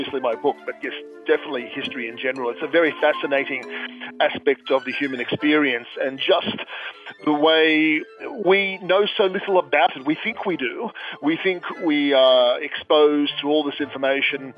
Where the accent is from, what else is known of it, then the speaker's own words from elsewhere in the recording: Sydney, New South Wales, Australia; I'm an author from Sydney, Australia